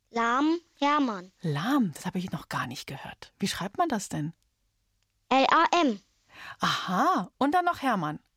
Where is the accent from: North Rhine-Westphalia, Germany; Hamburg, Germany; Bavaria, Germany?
Bavaria, Germany; Munich; ich bin auch in München geboren.